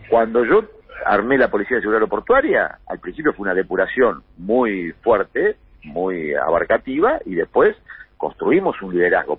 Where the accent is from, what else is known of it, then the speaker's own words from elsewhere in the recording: Buenos Aires Province, Argentina; also born or lived in Santa Fe; soy un bonaerense